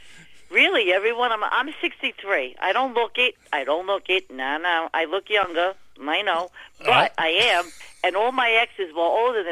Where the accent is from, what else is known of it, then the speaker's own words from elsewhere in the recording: New York City, New York, United States; I'm from Brooklyn.